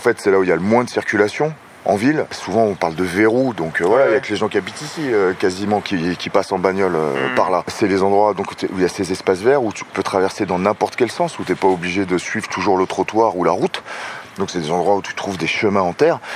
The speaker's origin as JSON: {"language": "French", "area": "Seine-Saint-Denis", "region": "Île-de-France", "country": "France", "tie": "born or raised there", "said": "je suis né, j'ai grandi en Seine-Saint-Denis"}